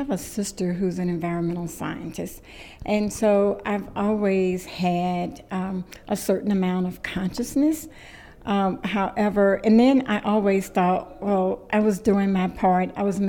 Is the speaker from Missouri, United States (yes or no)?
no; Gulfport, Mississippi, United States; I am from Gulfport, Mississippi in the USA